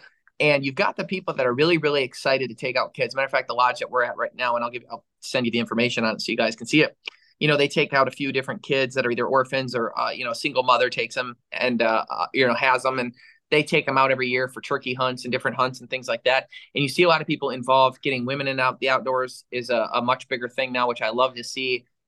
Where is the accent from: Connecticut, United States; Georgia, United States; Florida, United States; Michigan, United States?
Michigan, United States; you grew up in Wisconsin, I grew up in Michigan.